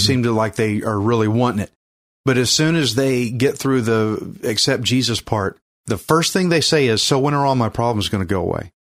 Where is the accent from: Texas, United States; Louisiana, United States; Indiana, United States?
Texas, United States; accent: redneck; I'm from Texas, fifth generation Texan